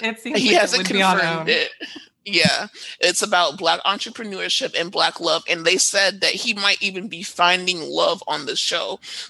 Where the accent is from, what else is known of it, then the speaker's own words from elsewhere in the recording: Trinidad & Tobago; I'm also Trinidadian, so yeah.